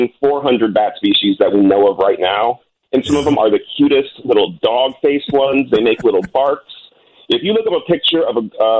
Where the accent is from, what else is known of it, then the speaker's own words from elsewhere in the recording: Chicago, Illinois, United States; growing up on the South Side, I only knew what my parents did, you know, child care, management, that kind of vibe.